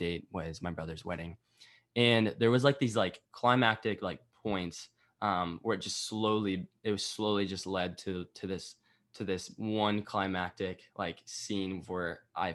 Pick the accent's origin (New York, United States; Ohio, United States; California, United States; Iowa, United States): Iowa, United States; I was from Iowa. Right by the University of Iowa